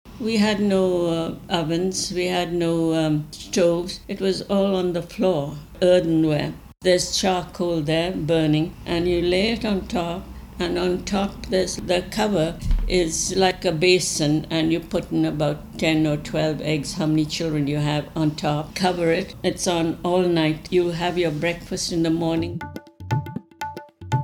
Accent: Bangalore, Karnataka, India; now in Vancouver, Canada; I was born in India, in Bangalore.

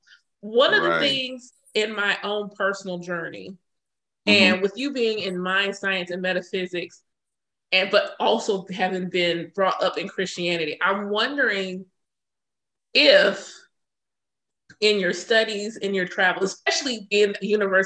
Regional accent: Augusta, Georgia, United States; I was not raised Christian. Even though I'm born and raised in the South here in Augusta, I was raised as an Israelite.

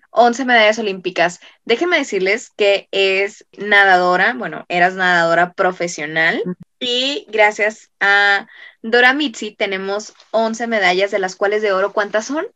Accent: Mexico; nosotros como mexicanos

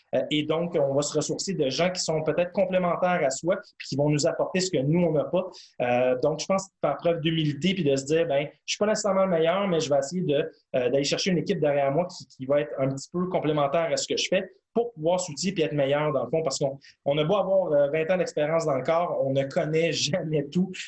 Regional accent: Montreal, Quebec, Canada; je voulais retourner chez moi à Montréal

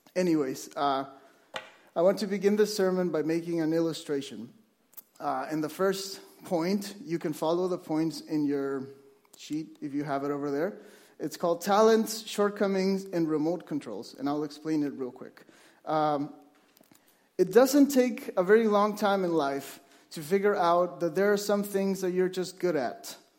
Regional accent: Mexico; moved away as an adult; now in Vancouver, Canada; I was born in Mexico, and I moved to Vancouver with my wife

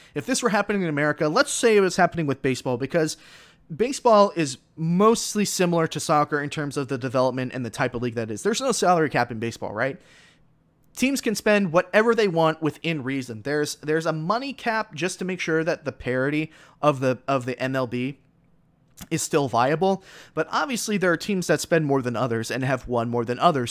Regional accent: South Florida, United States; I was born and raised in South Florida

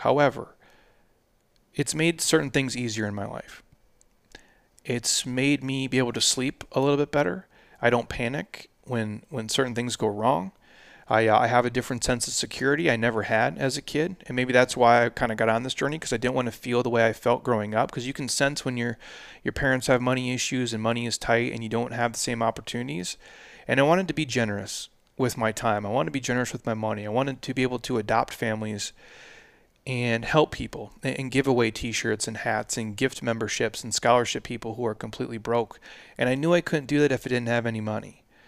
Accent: Midwest, United States; now in Arizona, United States; I drove trucks as a kid, obviously, in the Midwest, uh, all through the winters

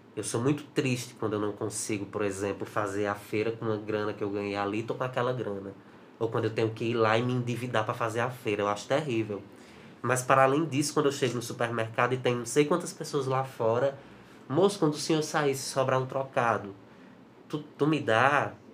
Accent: Juazeiro do Norte, Ceará, Brazil; sou de Juazeiro do Norte

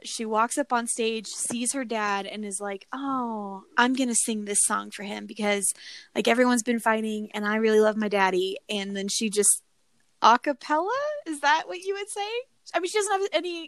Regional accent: near Fort Carson, Colorado, United States; I grew up near Fort Carson.

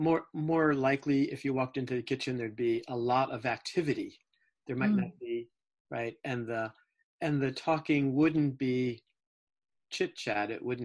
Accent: New Jersey, United States; born there; Well, let's see. I was born in New Jersey.

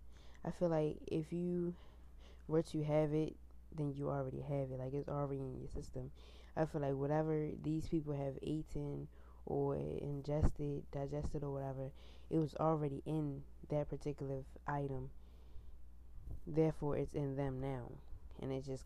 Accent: Baltimore, Maryland, United States; I'm from Baltimore

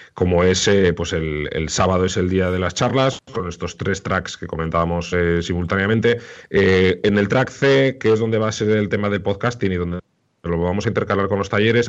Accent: Irún, Basque Country, Spain; en Guipúzcoa y en concreto en mi pueblo, en Irún

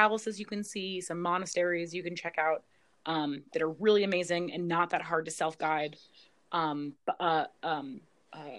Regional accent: United States; especially being an American

